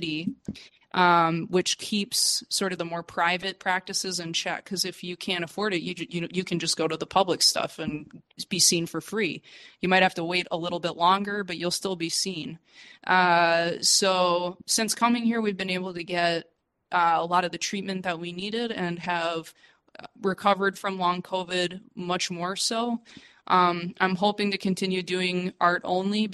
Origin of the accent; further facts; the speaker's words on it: United States; moved away as an adult; also born or lived in China; now in Mexico; I'm a refugee from the United States that fled to Mexico